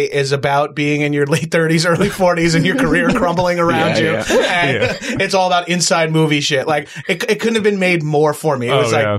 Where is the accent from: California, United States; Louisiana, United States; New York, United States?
New York, United States; now in Los Angeles, United States; I'm from New York